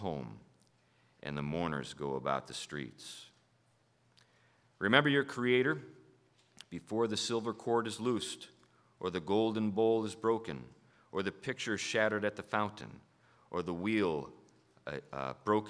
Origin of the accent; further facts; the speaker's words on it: Hartford, Connecticut, United States; I am from Hartford